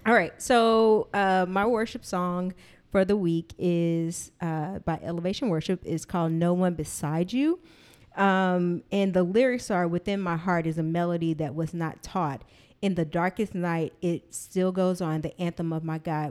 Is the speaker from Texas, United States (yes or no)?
yes; Texas, United States; grew up in Texas